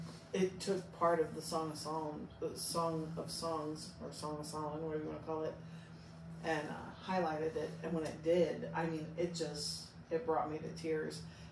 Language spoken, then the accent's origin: English; Southern District, Israel; Libethini. I'm from Southern Israel.